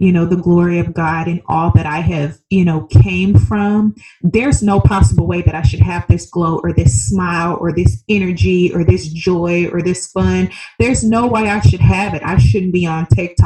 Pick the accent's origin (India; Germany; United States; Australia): United States; Birmingham, Alabama; moved away as an adult; also born or lived in Seattle, Washington; now in Scottsdale, United States; I originally was born and raised in Birmingham, Alabama. So I'm a Southern country girl at heart